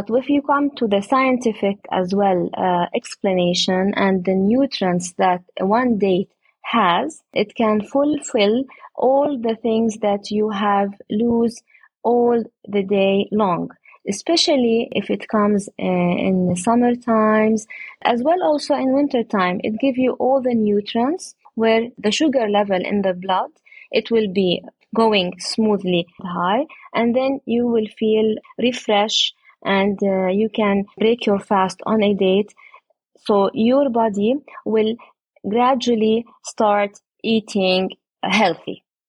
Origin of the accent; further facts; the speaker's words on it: Jerusalem, Palestine; I come from Jerusalem, but my project and our date plantation is at Oja, nearby Jericho.